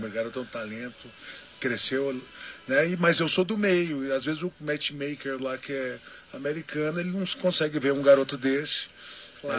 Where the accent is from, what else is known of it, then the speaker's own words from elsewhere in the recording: Brazil; eu sendo brasileiro